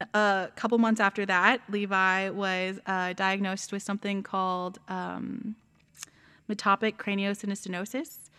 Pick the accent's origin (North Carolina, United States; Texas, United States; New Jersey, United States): Texas, United States; San Antonio; moved away; we're both actually from Texas